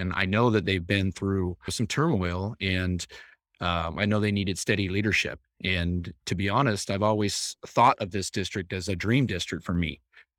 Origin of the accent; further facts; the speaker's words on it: California, United States; also born or lived in West Virginia; I grew up in Marin and Sonoma County and dealt with a lot of family adversity. And I went to 11 schools in 12 years, including three different high schools. So it was a shock coming from California, just the cultural differences.